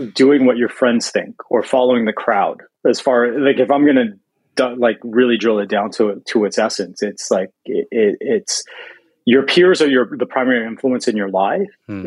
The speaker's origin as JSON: {"language": "English", "town": "Toronto", "region": "Ontario", "country": "Canada", "moved": "yes", "said": "I'm from Toronto originally"}